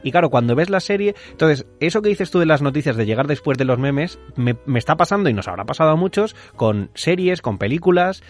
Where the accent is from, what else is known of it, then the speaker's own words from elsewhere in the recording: Madrid, Community of Madrid, Spain; now in Mallorca, Spain; soy un madrileño viviendo en Mallorca